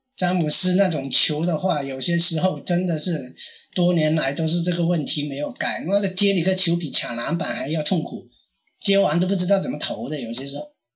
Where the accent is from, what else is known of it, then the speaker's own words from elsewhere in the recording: China; 我们大陆这边普通话或者广， 广东话